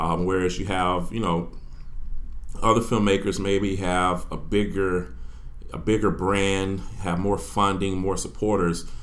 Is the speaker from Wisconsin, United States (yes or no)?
no; Orlando, Florida, United States; I'm from Orlando, Florida. I'm an Evans High School graduate, class of 2000